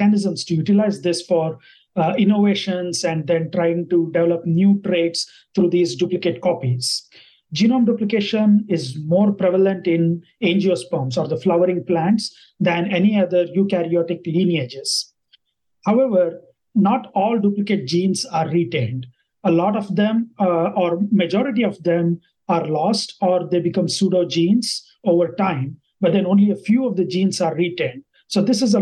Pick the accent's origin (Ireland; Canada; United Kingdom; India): India; first language Kannada; English is a second language; moved away as an adult; also born or lived in Bangalore, India / Lincoln, Nebraska, United States; now in New York City, United States; I am originally from India